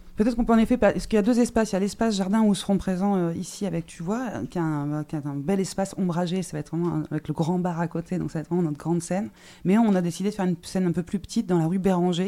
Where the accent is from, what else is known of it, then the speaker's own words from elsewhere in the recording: Toulouse, Occitania, France; en tant que Toulousain